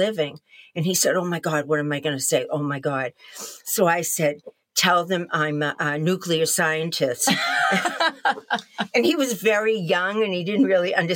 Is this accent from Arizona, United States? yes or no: no; Newton, Massachusetts, United States; I grew up in Newton, Massachusetts, about 15, 20 minutes outside of Boston as a child in the 50s.